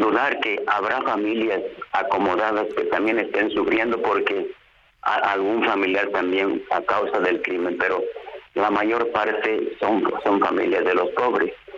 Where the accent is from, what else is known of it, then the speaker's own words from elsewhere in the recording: Mexico; mi país al que tanto amo